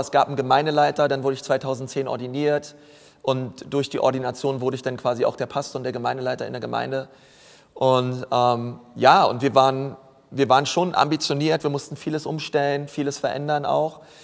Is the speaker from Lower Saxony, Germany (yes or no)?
no; Berlin, Germany; moved away as an adult; also born or lived in Franconia; Ich bin Berliner